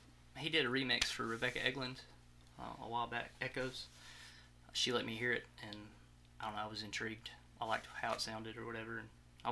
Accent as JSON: {"language": "English", "town": "Forestdale", "region": "Alabama", "country": "United States", "also_born_or_lived": "Corner, Alabama", "lives_now": "Gardendale, United States", "said": "I'm from Forestdale originally, and then I lived in Corner, Alabama for a long time, and just recently moved to Gardendale."}